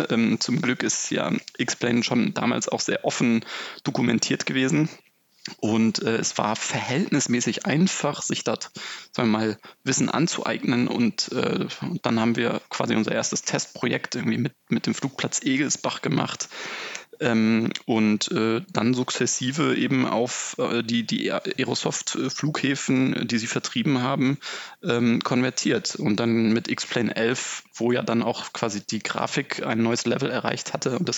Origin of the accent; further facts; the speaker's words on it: Lübeck, Schleswig-Holstein, Germany; now in Hamburg, Germany; Äh, begann im Prinzip im Norden in Lübeck äh, und in Hamburg, da wo ich jetzt, oder im Großraum Hamburg, wo ich wohne.